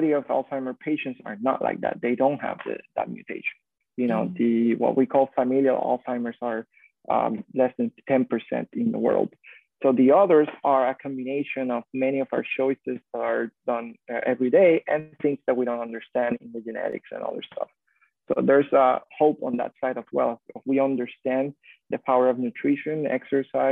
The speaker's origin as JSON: {"language": "English", "country": "Puerto Rico", "tie": "born or raised there", "said": "growing up in Puerto Rico"}